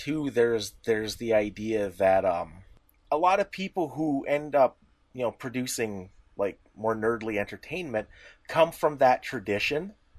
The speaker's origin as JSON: {"language": "English", "country": "Canada", "said": "We're Canadian."}